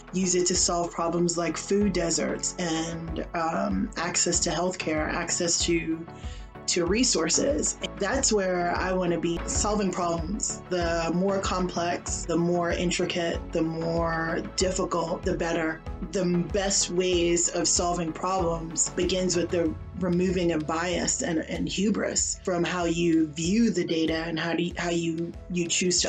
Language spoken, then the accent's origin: English; New York City, New York, United States; moved away; also born or lived in Texas / Oklahoma; I'm a kid from Brooklyn who would eventually move to Texas, attend the University of Oklahoma, and then spend the next 20 years in the United